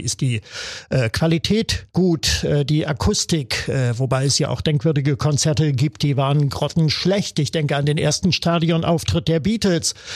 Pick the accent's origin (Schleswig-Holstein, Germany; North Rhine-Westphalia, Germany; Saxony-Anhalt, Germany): Saxony-Anhalt, Germany; Wernigerode; in meiner Heimatstadt Wernigerode im Harz